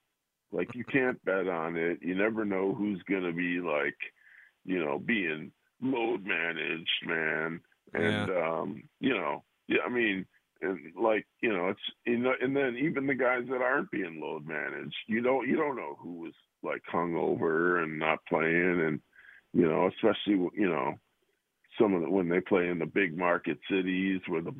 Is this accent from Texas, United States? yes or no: yes; Dallas, Texas, United States; I grew up in West Dallas, which is kind of a seedy part of Milwaukee.